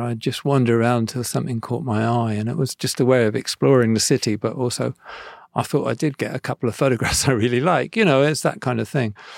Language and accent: English; Devon, South West England, United Kingdom; I'm from Devon. I'm sort of from a countryside, really.